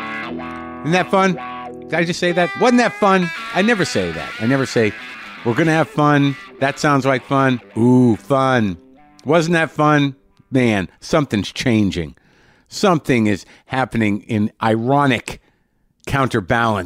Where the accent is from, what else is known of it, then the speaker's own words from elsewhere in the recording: New Mexico, United States; I grew up in New Mexico